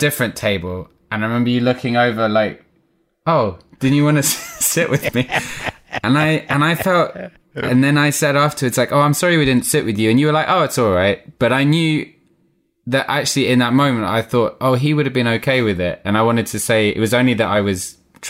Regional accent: South Africa; born there; I was born in South Africa. My dad was an actor. He was on tour with a play, and my mum, whose parents, had gone out to South Africa to be teachers, was living in South Africa, and she met my dad.

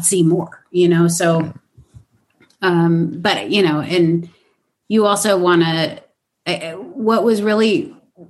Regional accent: Los Angeles, California, United States; I'm from Los Angeles

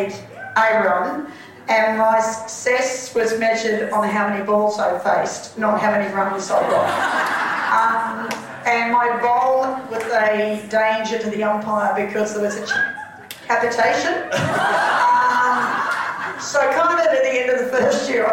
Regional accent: Melbourne, Victoria, Australia; I grew up in Melbourne, so first of all we were in Nunawading, then we shifted to Glen Waverley

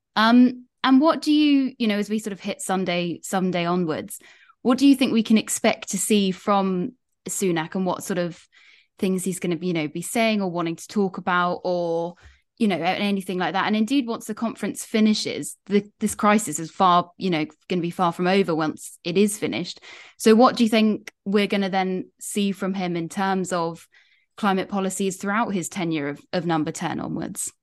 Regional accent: United Kingdom; part of being British

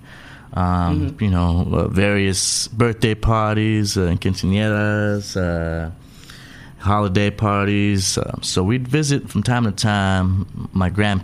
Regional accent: San Diego, California, United States; also born or lived in El Paso, Texas; I'm originally from El Paso, Texas. That's where mama had me, but I was raised in San Diego

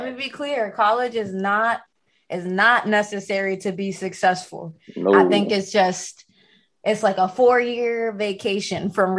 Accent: Philadelphia, Pennsylvania, United States; moved away as an adult; also born or lived in Boston; now in Brooklyn, United States; I'm from North Philly originally, born and raised. I went to school down being Lehigh, went to high school outside the city, all girls.

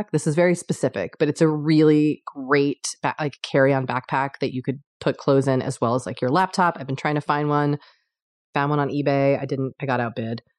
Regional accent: United States; Well, anyway, we're screwed. We're American.

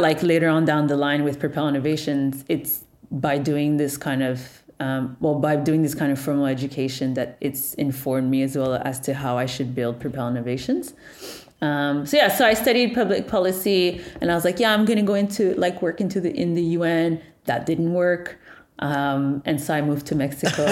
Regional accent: Montreal, Quebec, Canada; born and raised in Montreal, Canada

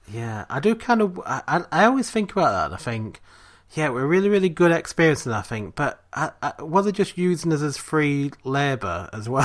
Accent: England, United Kingdom; we're English

